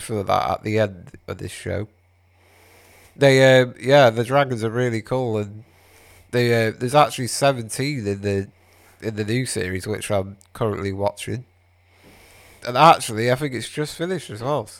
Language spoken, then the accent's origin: English; Wales, United Kingdom; I'm Welsh